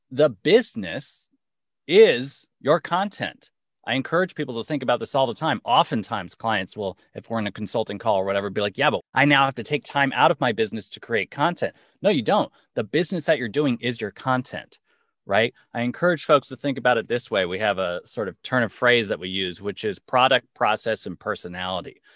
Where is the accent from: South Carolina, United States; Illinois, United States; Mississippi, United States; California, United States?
California, United States; Los Angeles; now in New York, United States; Los Angeles, born and raised, currently living in New York with my family